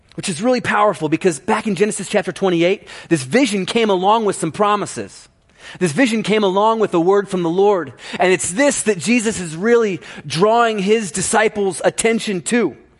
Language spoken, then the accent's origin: English; Ohio, United States; growing up in Ohio